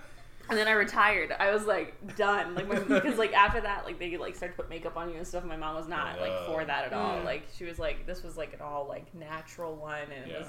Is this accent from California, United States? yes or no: yes; California, United States; moved away; I was born in California.